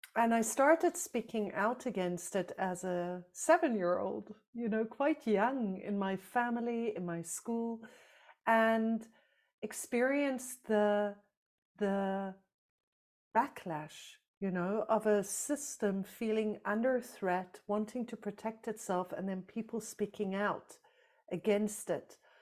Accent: South Africa; moved away; I grew up in South Africa under apartheid.

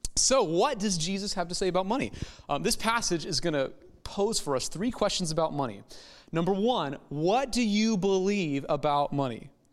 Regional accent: United States; American Christians

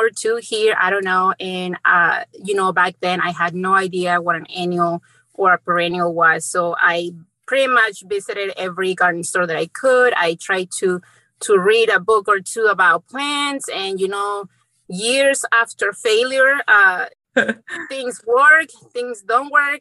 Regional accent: Mexico; also born or lived in central Indiana; now in Indiana, United States; I grew up in Mexico, and being in from a small town in Mexico

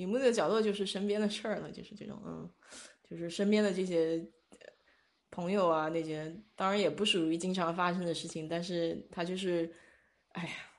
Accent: China; 就跟我们中国人讲的这句话很像

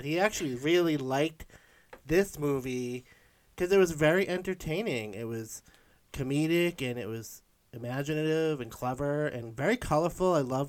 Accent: Salem, United States; I grew up in Salem

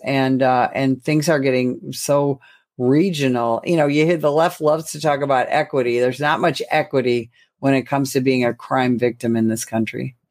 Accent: Illinois, United States; my home state of Illinois

